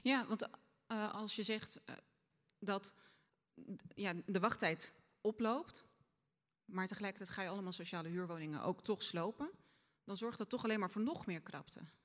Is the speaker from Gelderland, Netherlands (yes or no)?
no; Rotterdam, South Holland, Netherlands; Ik ben van Zuid, ik kom van Zuid